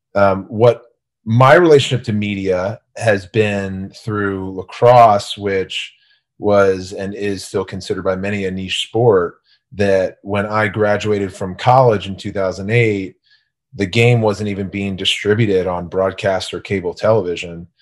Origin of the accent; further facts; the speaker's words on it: Gaithersburg, Maryland, United States; I grew up in Gaithersburg, Maryland, so a small rural town in, outside of D C.